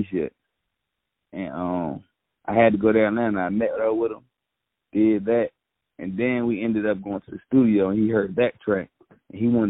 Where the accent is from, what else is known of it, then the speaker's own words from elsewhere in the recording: Newport News, Virginia, United States; I'm from Newport News, Virginia